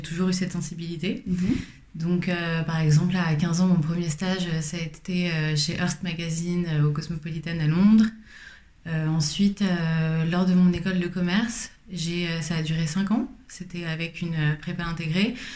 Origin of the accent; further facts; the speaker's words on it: Paris, Île-de-France, France; je suis parisienne, j'ai grandi à Paris